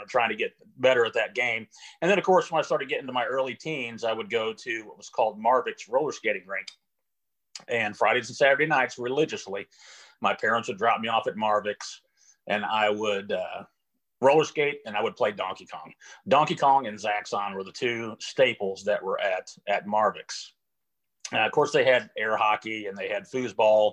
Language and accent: English; Jefferson City, Missouri, United States; I was born and raised in Jefferson City, Missouri